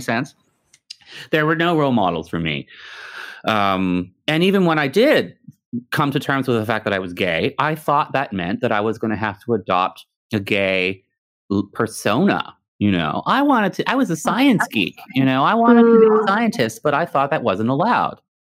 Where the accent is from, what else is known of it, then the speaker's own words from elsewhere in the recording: Canada; also born or lived in Texas (family); my family is from Texas, but I grew up in Canada